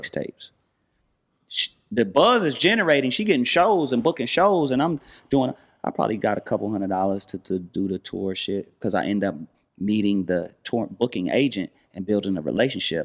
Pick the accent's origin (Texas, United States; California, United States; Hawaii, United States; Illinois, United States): California, United States; Los Angeles; I'm from Watts.